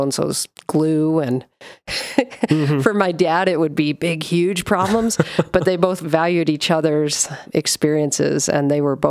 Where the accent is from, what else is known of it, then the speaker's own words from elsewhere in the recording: Sandy, Utah, United States; also born or lived in Provo, Utah; I'm a Utah girl, born in Sandy, Utah. Well, I was born in Provo, but grew up in Sandy.